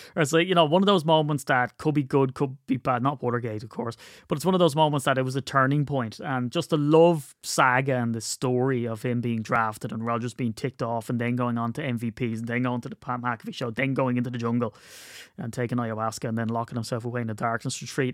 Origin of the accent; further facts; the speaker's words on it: Wicklow, Leinster, Ireland; where I grew up in Wicklow